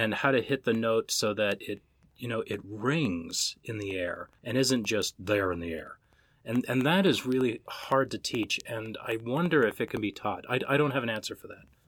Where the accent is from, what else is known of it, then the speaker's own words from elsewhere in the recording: Minnesota, United States; I'm an Irish Catholic kid from Minnesota